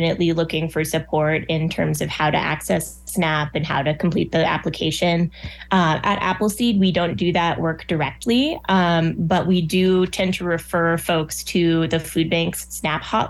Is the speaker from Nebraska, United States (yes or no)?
yes; Nebraska, United States; I moved here when I was eight. So I've grown up here longer than anyone else, anywhere else